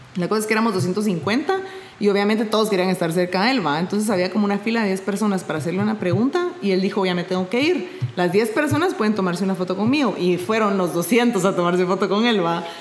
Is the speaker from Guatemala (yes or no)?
yes; Guatemala; yo soy de Guatemala